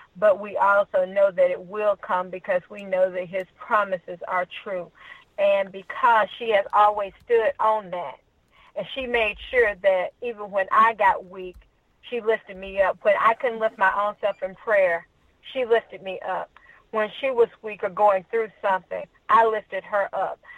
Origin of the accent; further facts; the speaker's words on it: Troy, Alabama, United States; I'm from Troy, Alabama